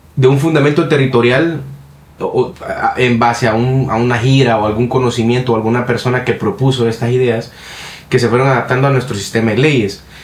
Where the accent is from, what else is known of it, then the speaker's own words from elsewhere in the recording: Honduras; en nuestro país, en Honduras